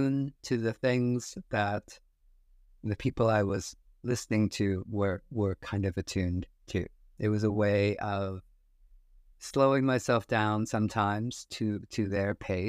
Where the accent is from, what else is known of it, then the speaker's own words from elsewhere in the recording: United States; growing up in the States